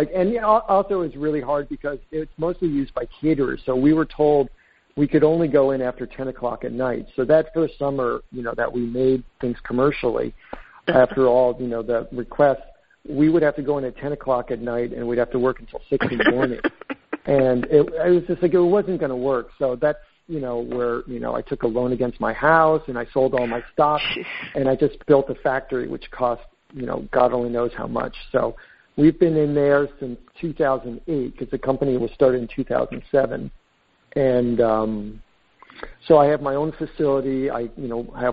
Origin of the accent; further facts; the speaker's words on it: East Coast, United States; moved away as an adult; now in San Francisco, United States; I grew up in the East Coast